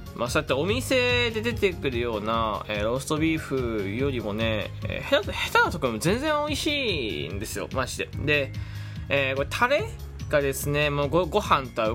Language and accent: Japanese; Fukuoka, Japan; 僕福岡の人間なんですけど